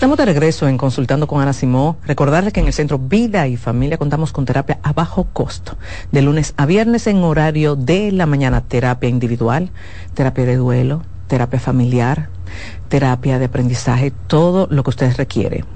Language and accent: Spanish; Dominican Republic; mi país, República Dominicana